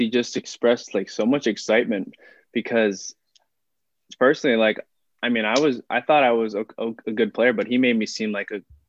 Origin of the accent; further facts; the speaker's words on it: Hawaii, United States; moved away; coming out of Hawaii